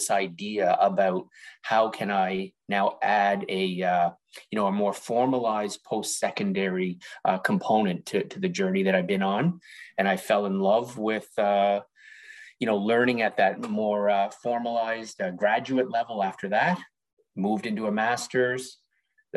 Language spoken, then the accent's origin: English; Toronto, Ontario, Canada; I was born and raised in Toronto